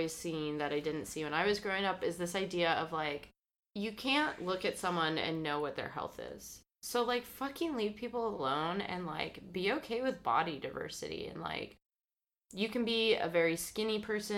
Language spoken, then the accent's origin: English; Midwest, United States; accent: Midwestern; I sound a little bit more Midwestern.